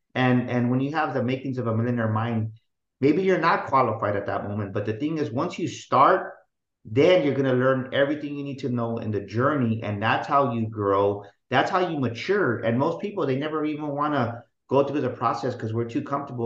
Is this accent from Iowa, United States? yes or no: no; San Antonio, Texas, United States; I was born and raised here in San Antonio. Love it. Been here all my life.